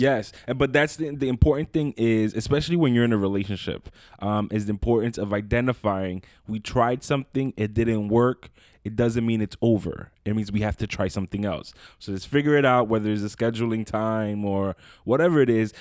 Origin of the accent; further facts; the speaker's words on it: New York City, New York, United States; moved away as an adult; now in Long Island, United States; I moved out, I'm originally from Brooklyn, uh, moved out to Long Island